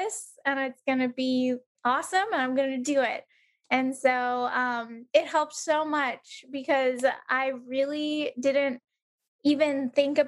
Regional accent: San Diego, California, United States; moved away as an adult; now in Omaha, United States; my hometown, San Diego

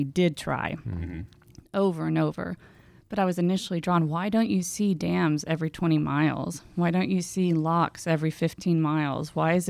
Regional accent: Houston, Texas, United States; also born or lived in Waco, Texas; now in San Angelo, United States; I grew up in Houston.

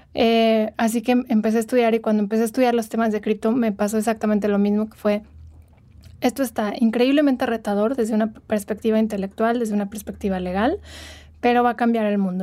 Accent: Morelia, Michoacán, Mexico; moved away as an adult; now in Mexico City, Mexico; yo soy de Morelia, llevo unos años viviendo en Ciudad de México, pero soy originaria de ahí.

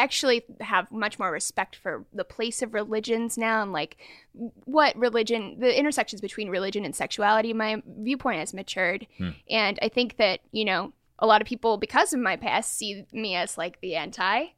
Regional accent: Portland, Oregon, United States; also born or lived in Sacramento; now in Bay Area, United States; I grew up in Portland, Oregon, okay. and then came over to Sacramento, and now in the Bay Area

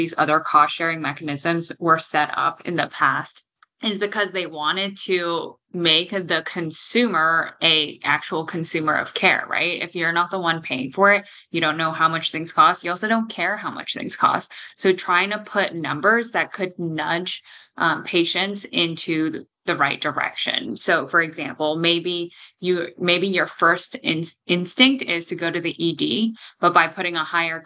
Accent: Toronto, Ontario, Canada; moved away; I'm from Toronto originally in Canada

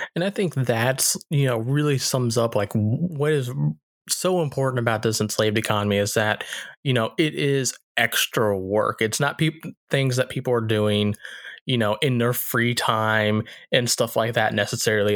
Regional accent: the South, United States; growing up in the South

